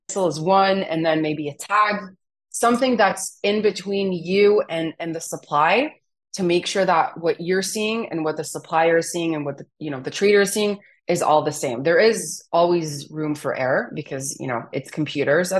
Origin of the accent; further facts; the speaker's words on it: Israel; my parents immigrated from Romania to Israel